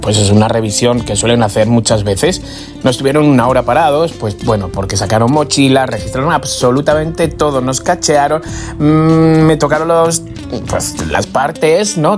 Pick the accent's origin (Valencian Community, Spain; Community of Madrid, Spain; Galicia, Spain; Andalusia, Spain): Community of Madrid, Spain; Madrid; como soy madrileño, sí, he nacido en Alcoñas, pero soy madrileño